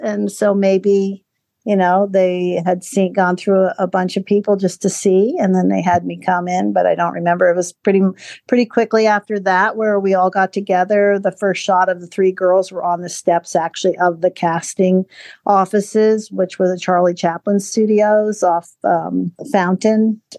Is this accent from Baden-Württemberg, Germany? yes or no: no; Frankfurt, Hesse, Germany; born there; No, my heritage would be Dutch. I was born in Frankfurt because of my parents, but my father was from Rotterdam, Holland.